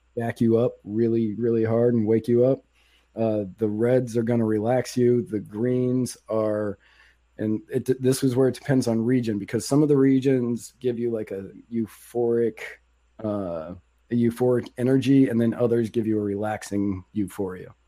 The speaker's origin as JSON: {"language": "English", "region": "Virginia", "country": "United States", "tie": "born or raised there", "said": "I grew up in Virginia"}